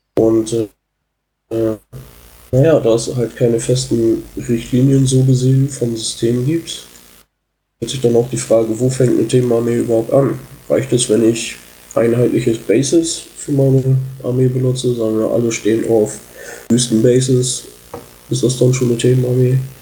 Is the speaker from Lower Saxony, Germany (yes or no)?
yes; Oldenburg, Lower Saxony, Germany; Ich komme aus Oldenburg, bin Teil der Community hier